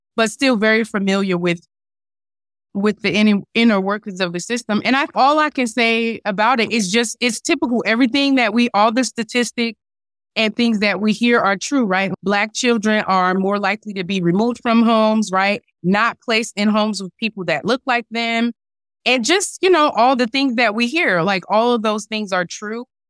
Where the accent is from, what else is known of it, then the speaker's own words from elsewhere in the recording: North New Jersey, United States; I grew up in North New Jersey